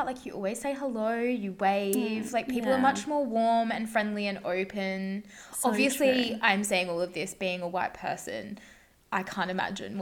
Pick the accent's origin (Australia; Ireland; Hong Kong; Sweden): Australia; moved away; you're from the country